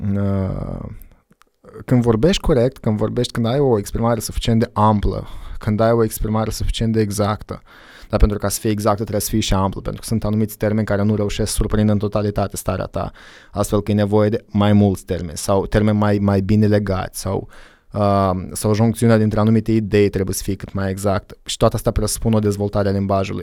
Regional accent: Moldova; also born or lived in Iași, Romania / United States; m-am întors în Moldova

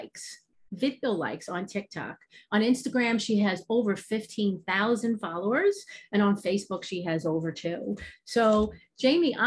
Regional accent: New York, United States; Obviously you can hear my accent. I'm from New York

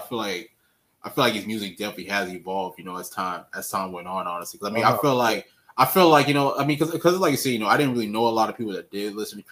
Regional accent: the South, United States; me being raised in the South

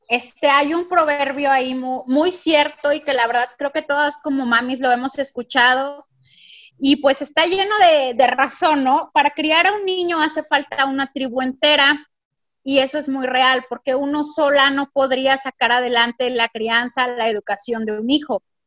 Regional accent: Mexico City, Mexico; now in Monterrey, Mexico; yo soy de la Ciudad de México y físicamente no tenía aquí a nadie

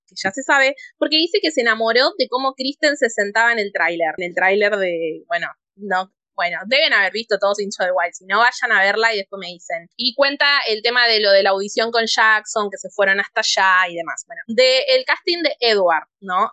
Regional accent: Argentina

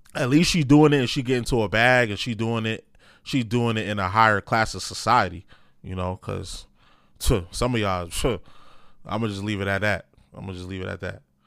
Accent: New York, United States; I'm from New York.

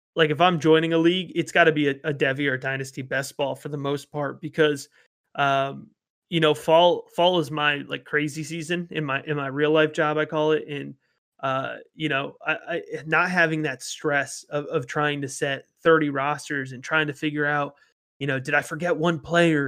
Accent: Baltimore, Maryland, United States; I'm from the Baltimore area

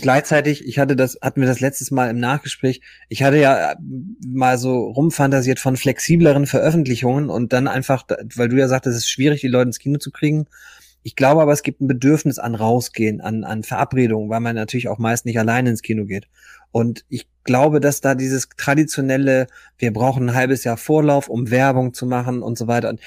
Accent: Germany

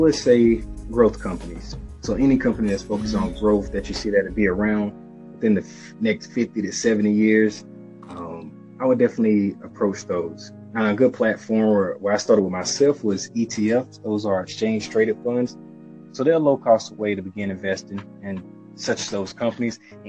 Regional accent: Dillon, South Carolina, United States; moved away as an adult; now in Charlotte, United States; I grew up in Dillon, South Carolina, moved up to Charlotte about 2.5 years ago

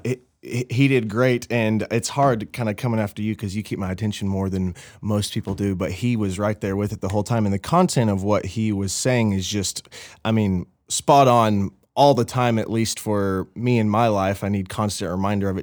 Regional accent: Little Rock, Arkansas, United States; moved away; I'm Little Rock, Arkansas

